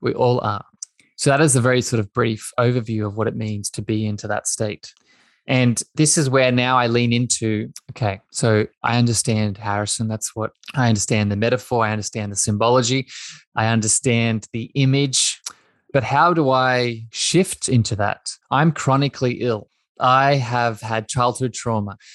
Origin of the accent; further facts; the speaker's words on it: east coast of Australia, Australia; I grew up in Australia. I grew up on the east coast of Australia.